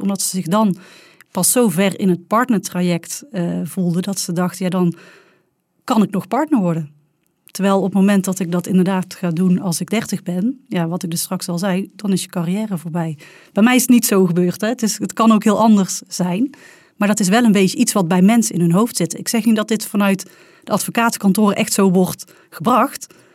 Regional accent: North Brabant, Netherlands; accent: Brabants; mijn prachtige Brabants accent

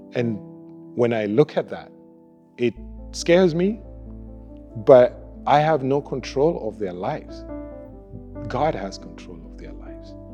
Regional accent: Kenya; also born or lived in United States; now in Winnipeg, Canada; we are originally from Kenya. Uh, moved to the United States.

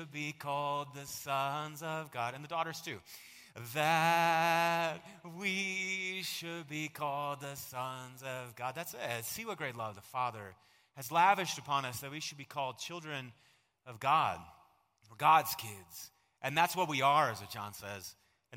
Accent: United States; I am so glad that I was born here

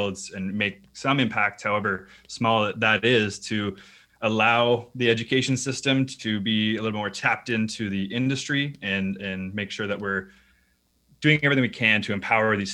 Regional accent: Canada; I'm Canadian

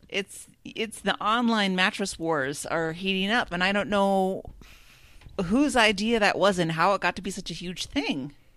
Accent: Minnesota, United States; as a Minnesotan

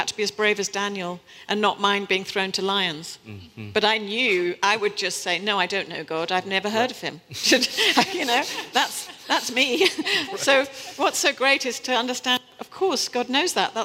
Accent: New Forest, South East England, United Kingdom; accent: British; moved away as an adult; also born or lived in Kampala, Uganda / Kenya / West Africa / Paris, France; now in New York City, United States; I was born in Kampala, Uganda, and lived in Kenya, and Then we moved to West Africa. I was raised in a boarding school in the New Forest

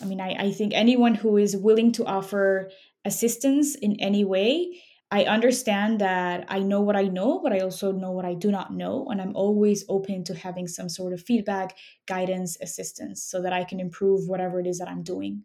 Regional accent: Mexico City, Mexico; moved away as an adult; now in Chicago, United States; I grew up in Mexico City and I moved to Chicago 10 years ago for school

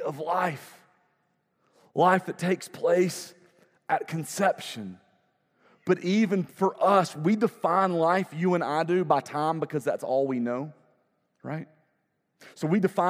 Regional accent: United States; I, as an American

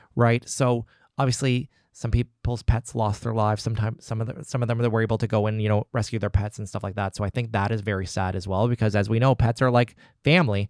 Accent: Nova Scotia, Canada; also born or lived in Halifax; living in Halifax and being Nova Scotian and being Canadian

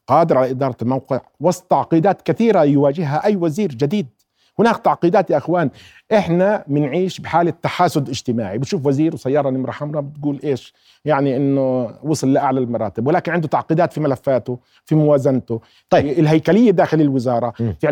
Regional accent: Jordan; احنا الموضه اللي صايره عندنا بالاردن

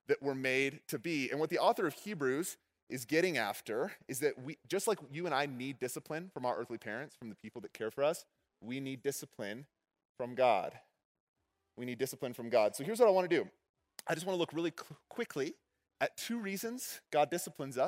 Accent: Texas, United States; When I was growing up in Texas, my dad owned a karate

